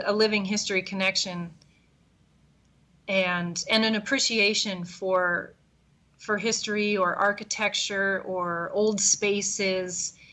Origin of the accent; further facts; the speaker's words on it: East Coast, United States; now in Chicago, United States; I'm fully indoctrinated into the Midwest now, even though I grew up on the East Coast.